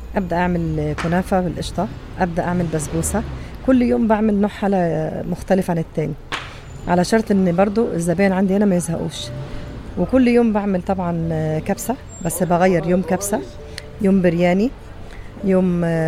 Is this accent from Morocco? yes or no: no; Egypt; now in Saudi Arabia; انا مصريه